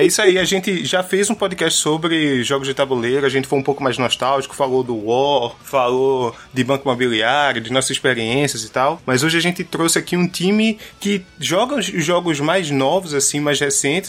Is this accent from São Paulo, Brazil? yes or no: no; Pernambuco, Brazil; eu sou de Pernambuco